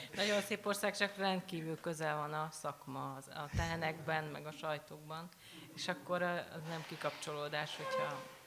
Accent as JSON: {"language": "Hungarian", "area": "near Baja", "region": "Bács-Kiskun", "country": "Hungary", "said": "vidékről, érsek családról, család, baja mellől"}